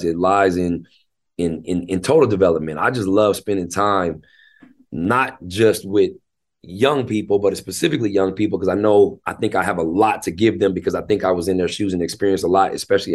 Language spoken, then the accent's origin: English; Tacoma, Washington, United States; also born or lived in Seattle, Washington / Federal Way, Washington; I was raised in Tacoma.